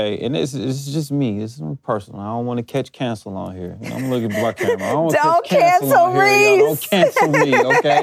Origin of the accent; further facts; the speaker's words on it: New Jersey, United States; we're from New Jersey